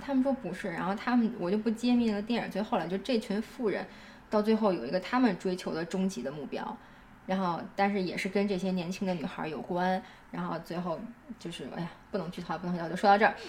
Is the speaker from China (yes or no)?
yes; China; 我在国内从小长大